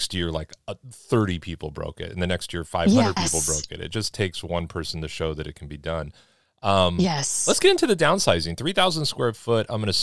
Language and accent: English; Los Angeles, California, United States; moved away as an adult; I was growing up in South Central Los Angeles